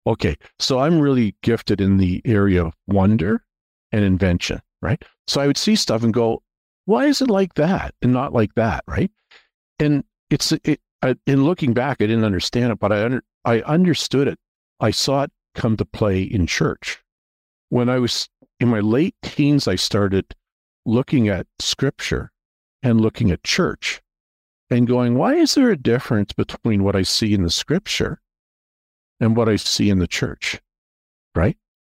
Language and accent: English; Toronto, Ontario, Canada; also born or lived in Atlanta; I grew up in the Toronto area